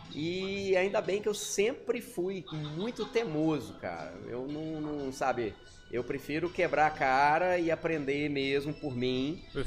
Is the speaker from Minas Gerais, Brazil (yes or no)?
yes; Minas Gerais, Brazil; moved away as an adult; now in Porto Velho, Brazil; Eu nasci em Minas